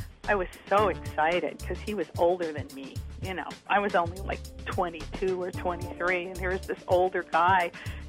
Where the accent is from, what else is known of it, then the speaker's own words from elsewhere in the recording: New York, United States; Long Island. You know, I graduated from college, and I sold my horse, and I moved into this really scary neighborhood